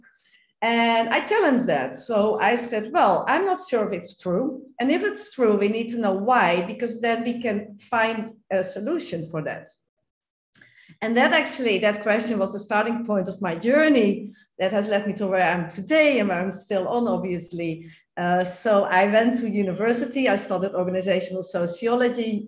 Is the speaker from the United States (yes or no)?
no; Netherlands; I am from the Netherlands